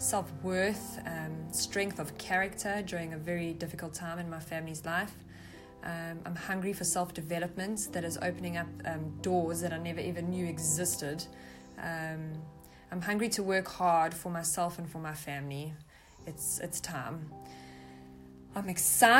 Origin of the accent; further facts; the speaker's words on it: South Africa; I'm from South Africa